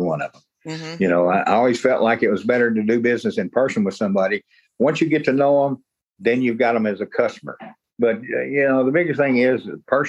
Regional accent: Galveston County, Texas, United States; I was also on the board of directors for the Galveston County Fair and Rodeo, which is my hometown

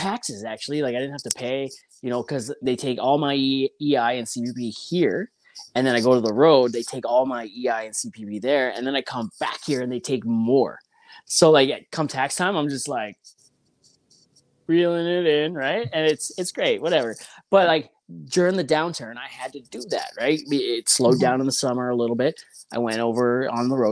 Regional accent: Ontario, Canada; moved away; also born or lived in British Columbia; I'm from Ontario originally

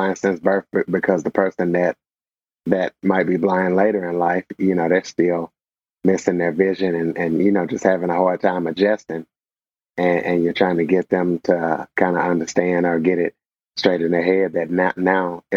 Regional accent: DeRidder, Louisiana, United States; moved away as an adult; now in Junction City, United States; I graduated from public high school, DeRidder High School, from the town I'm from, DeRidder, Louisiana

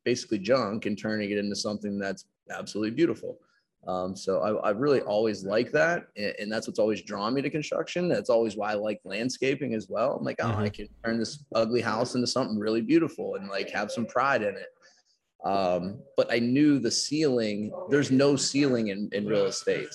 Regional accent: Pittsburgh, Pennsylvania, United States; I'm from the South of Pittsburgh. So I'm 20 minutes from the city

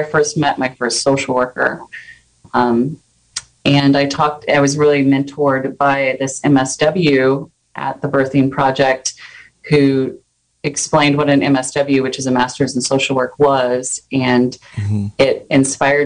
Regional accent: Sacramento, California, United States; now in Ukiah, United States; I'm actually from Sacramento. I grew up in a very urban area and in a very low-income neighborhood of Sacramento

